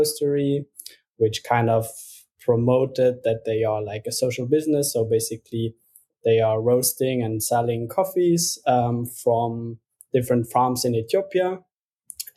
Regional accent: Luxembourg; moved away as an adult; now in Berlin, Germany; I'm originally from Luxembourg

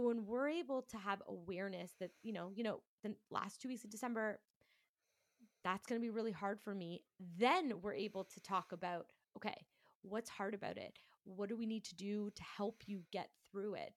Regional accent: Toronto, Ontario, Canada; I am from Toronto, Canada.

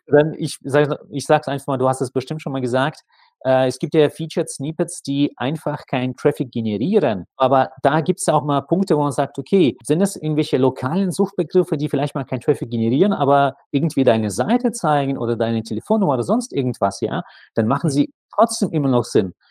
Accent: Saint Petersburg, Russia; moved away; ziehe jetzt wieder mal in meine Heimatstadt zurück, St. Petersburg.

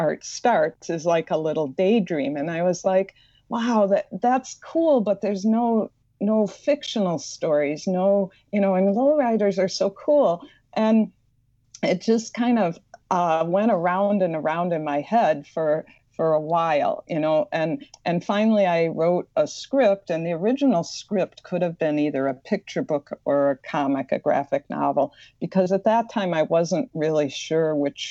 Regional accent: Madison, Wisconsin, United States; accent: slight Midwestern; I grew up in Madison, Wisconsin, so you'll notice I have a slight Midwestern accent

